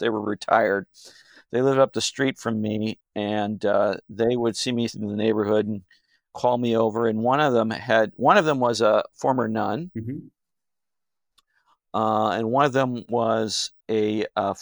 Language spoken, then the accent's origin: English; St. Louis, Missouri, United States; growing up in South St. Louis, Missouri